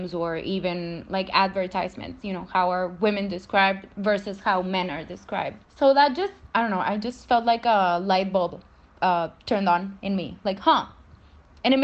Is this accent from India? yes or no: no; Monterrey, Nuevo León, Mexico; I'm from Monterrey, Mexico, and I study law at the University of Monterrey